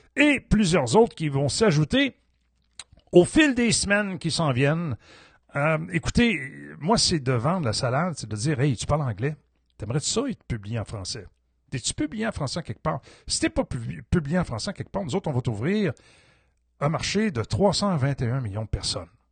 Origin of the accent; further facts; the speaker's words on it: Quebec, Canada; je suis un Québécois